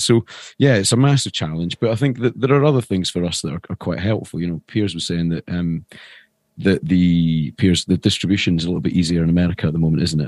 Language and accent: English; Edinburgh, Scotland, United Kingdom; moved away as an adult; also born or lived in London; I come from Edinburgh originally.